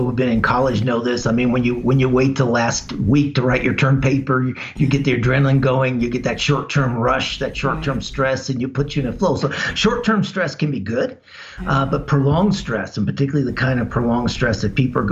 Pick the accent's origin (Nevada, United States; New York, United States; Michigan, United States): Nevada, United States; Las Vegas; I grew up in Las Vegas.